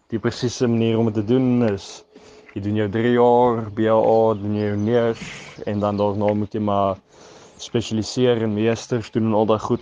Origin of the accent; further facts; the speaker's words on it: Port Elizabeth, Eastern Cape, South Africa; also born or lived in Bloubergstrand, Cape Town / Stellenbosch; now in Cape Town, South Africa; ek kom oorspronklik van PE af